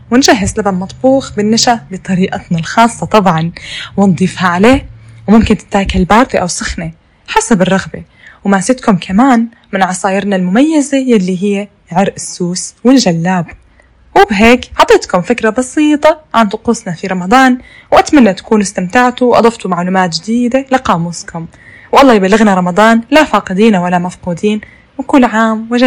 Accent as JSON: {"language": "Arabic", "country": "Syria", "said": "عندنا في سوريا"}